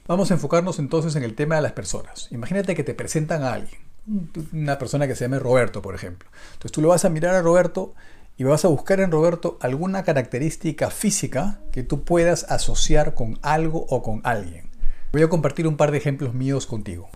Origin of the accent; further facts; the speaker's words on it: Peru; yo soy de Perú